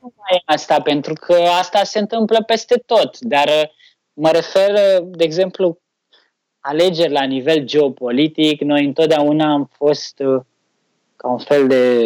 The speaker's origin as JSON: {"language": "Romanian", "country": "Romania", "said": "noi românii"}